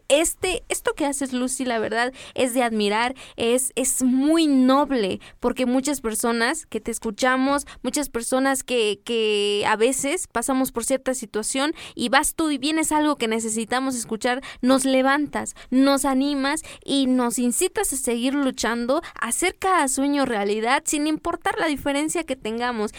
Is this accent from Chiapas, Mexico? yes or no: yes; Las Margaritas, Chiapas, Mexico; como yo no soy de, de Comitán de Domínguez, yo soy de las Margaritas